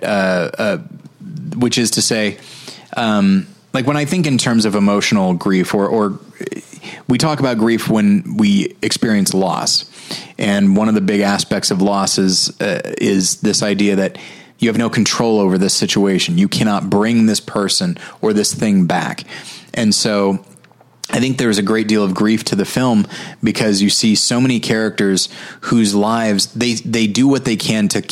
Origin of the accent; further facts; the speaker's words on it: United States; as an American